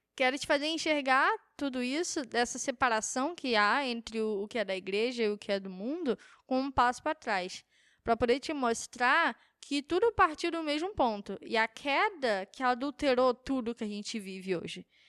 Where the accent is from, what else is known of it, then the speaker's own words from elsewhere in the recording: Brazil; como brasileiro